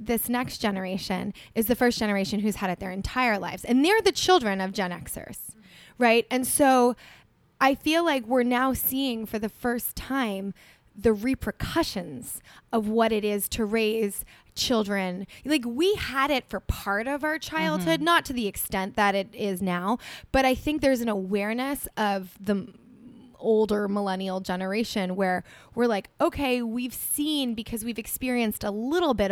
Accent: New Jersey, United States; also born or lived in New York City; I was from New Jersey originally

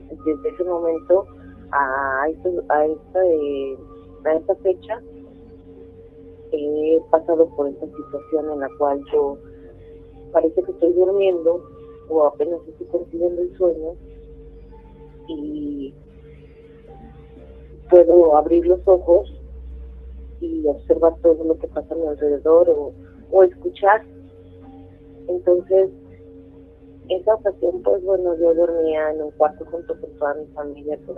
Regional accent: State of Mexico, Mexico; born or raised there

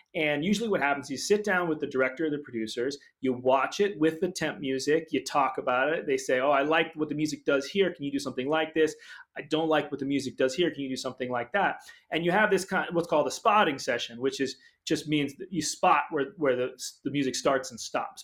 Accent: Brookline, Massachusetts, United States; I was just a suburban kid in Brookline, Massachusetts, outside of Boston

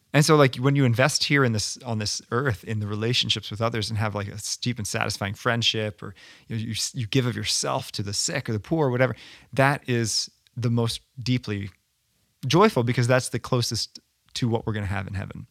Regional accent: United States; we as Americans

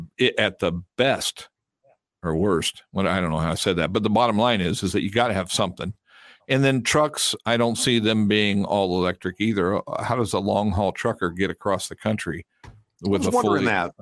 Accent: South Carolina, United States; accent: Henry McMaster accent; I usually use my Henry McMaster accent. Because I'm from South Carolina.

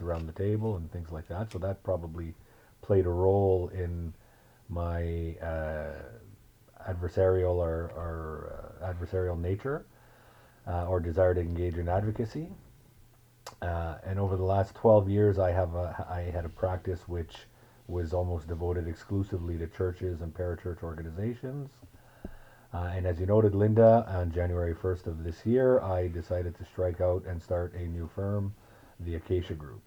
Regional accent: northern Ontario, Canada; now in Ottawa, Canada; I grew up in a small town in northern Ontario

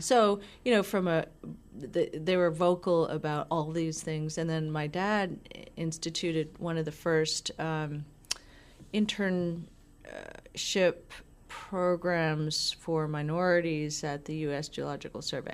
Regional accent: Falmouth, Massachusetts, United States; I grew up in Cape Cod. Okay, so Falmouth

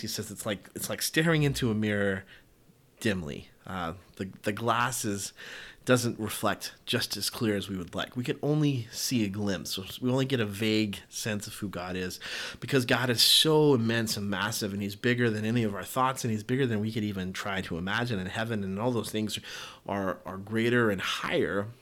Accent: the South, United States; I grew up in the South and I grew up in a Baptist church

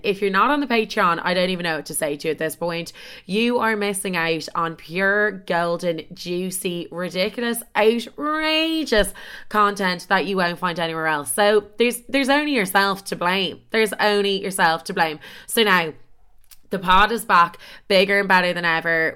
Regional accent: Dublin, Leinster, Ireland; moved away as an adult; also born or lived in Chicago; now in London, United Kingdom

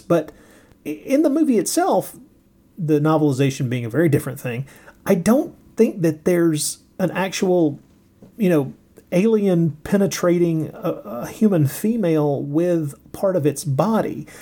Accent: United States; I'm an American

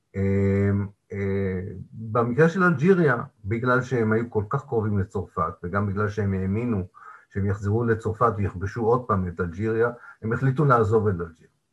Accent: Haifa, Haifa District, Israel; בעיר מולדתי, חיפה

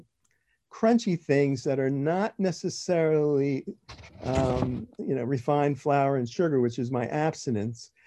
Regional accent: New Jersey, United States; I am from South Jersey, New Jersey.

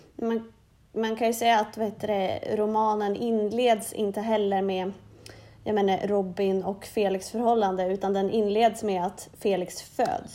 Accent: Norrland, Sweden; Jag är från Norrland

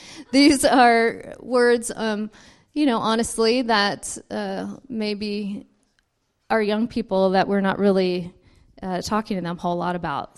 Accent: Richmond, California, United States; also born or lived in Missouri; I grew up in Richmond

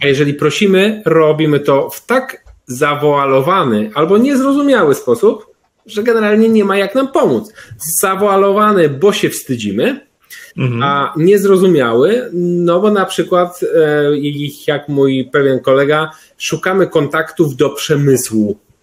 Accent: Pruszków, Masovian Voivodeship, Poland; pierwsze lata swojego życia spędziłem w Pruszkowie

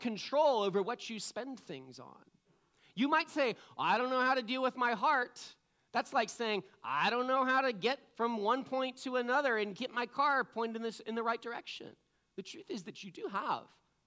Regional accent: East Coast, United States; now in Washington, United States; I'm from the East Coast

